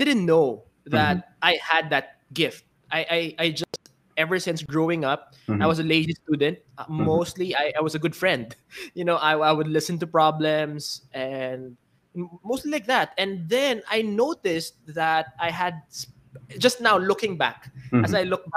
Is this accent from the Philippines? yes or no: yes; Philippines; I'm from the Philippines. I'm a Filipino entrepreneur.